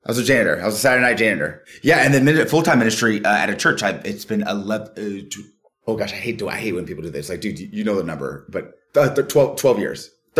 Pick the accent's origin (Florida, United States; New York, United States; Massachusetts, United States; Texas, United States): Florida, United States; now in North Carolina, United States; That's where I'm from. I'm from Florida.